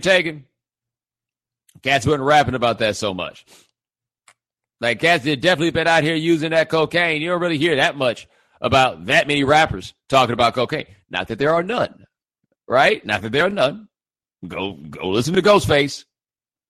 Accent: Houston, Texas, United States; I'm from Houston

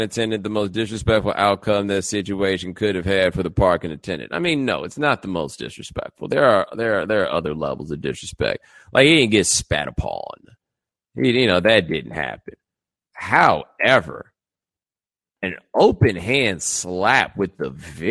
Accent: Texas, United States; also born or lived in Nigeria; I'm from Texas

